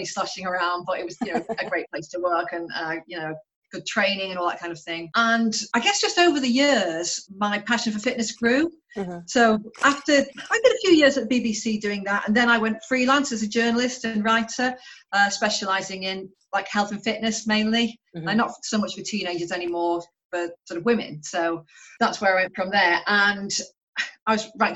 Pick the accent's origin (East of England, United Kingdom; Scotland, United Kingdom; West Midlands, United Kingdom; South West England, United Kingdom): West Midlands, United Kingdom; Stoke-on-Trent; moved away as an adult; also born or lived in London; now in Portland, United Kingdom; I'm originally from Stoke-on-Trent